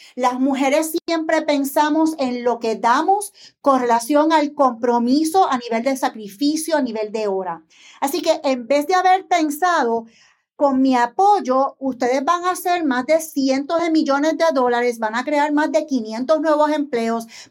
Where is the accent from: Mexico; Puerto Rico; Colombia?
Puerto Rico; San Juan; Soy una empresaria puertorriqueña nacida en San Juan.